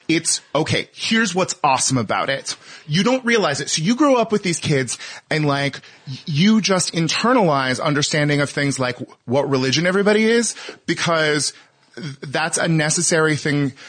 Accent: Northern California, United States; moved away as an adult; also born or lived in Minnesota; I'm from Northern California, but I went to law school in Minnesota

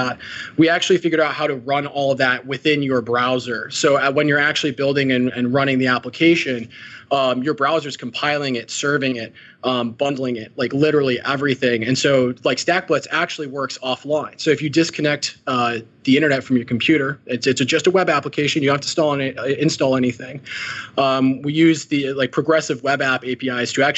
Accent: Chicago, Illinois, United States; now in San Francisco Bay Area, United States; We grew up in Chicago

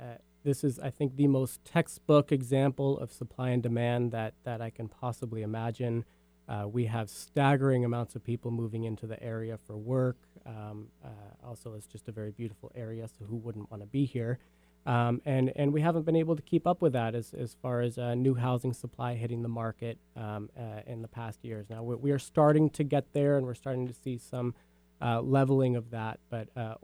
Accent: Klahanie, Washington, United States; I grew up in Klahani, which was at the time a very new community. It was still under construction, most of it.

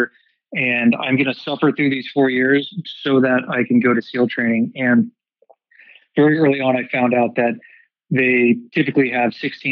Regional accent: Dallas, Texas, United States; moved away; I was born and raised in Dallas, Texas

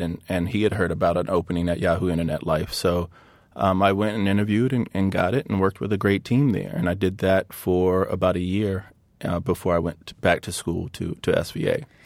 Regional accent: Hampton, Virginia, United States; I grew up in a very competitive, athletic environment in, in Virginia. So, um, there were always basketball stars and football stars from my hometown of, uh, Hampton, Virginia.

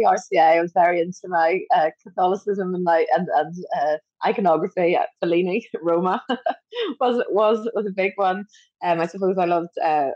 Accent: Belfast, Northern Ireland, United Kingdom; when I was a young teenager growing up in Belfast

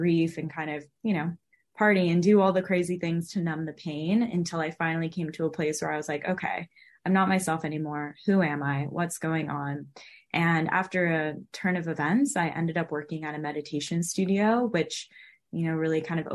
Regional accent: California, United States; also born or lived in Los Angeles; I was born and raised in California

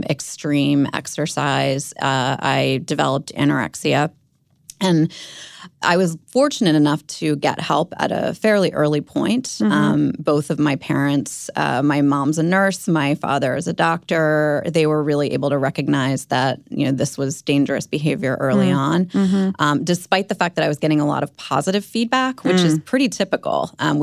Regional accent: Maryland, United States; I grew up outside of Baltimore, and I started struggling with an eating disorder myself in middle school

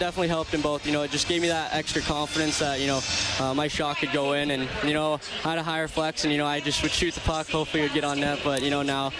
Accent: Spokane, Washington, United States; growing up in Spokane

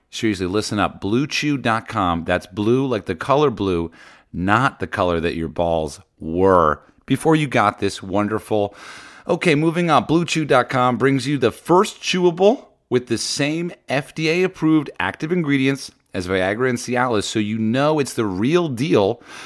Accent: New Jersey, United States; I grew up in Jersey

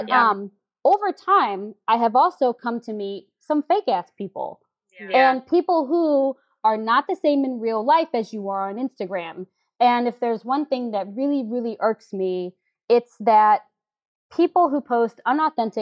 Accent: St. Louis, Missouri, United States; now in New York City, United States; I am a 38-year-old girl born and raised in St. Louis with a New York attitude

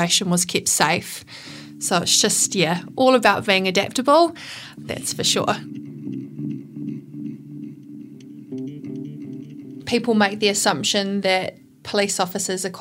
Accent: Masterton, Wellington, New Zealand; I grew up in Masterton.

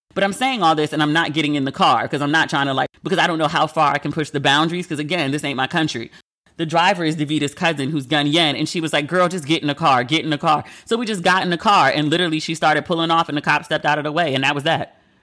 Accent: United States; I'm American

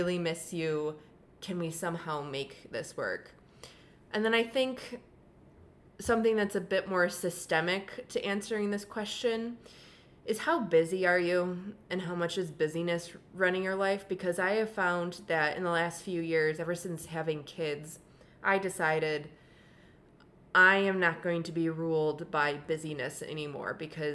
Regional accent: Buffalo, New York, United States; moved away; I grew up in Buffalo

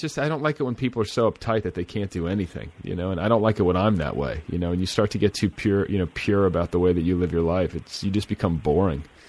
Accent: Midwest, United States; moved away; I grew up in the Midwest

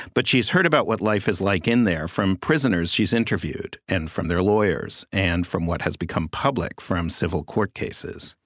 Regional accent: New York City, New York, United States; I grew up in Manhattan, born just shortly before the M C C was built

